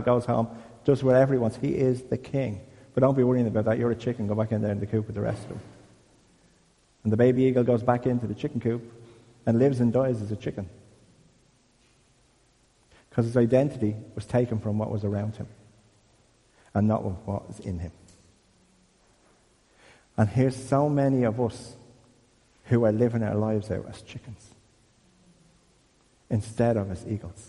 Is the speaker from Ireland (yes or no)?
yes; Dublin, Leinster, Ireland; I'm from Crumlin